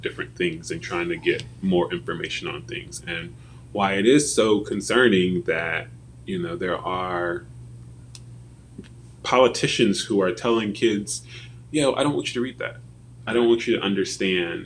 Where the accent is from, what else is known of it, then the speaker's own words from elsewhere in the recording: Virginia, United States; a black kid growing up in Virginia